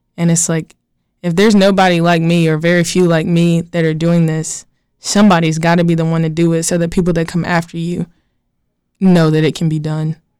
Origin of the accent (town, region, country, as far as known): Gastonia, North Carolina, United States